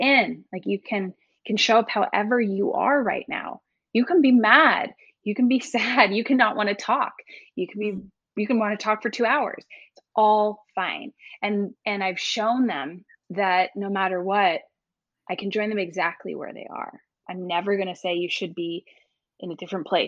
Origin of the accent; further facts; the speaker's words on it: East Coast, United States; I grew up on the East Coast